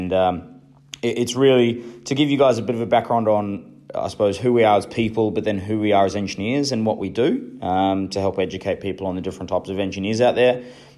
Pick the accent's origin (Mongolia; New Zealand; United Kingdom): New Zealand; now in Australia; So like a lot of the rest of Australians, I'm an immigrant. And although I'm pretty proud of being a Kiwi, I obviously love living in Australia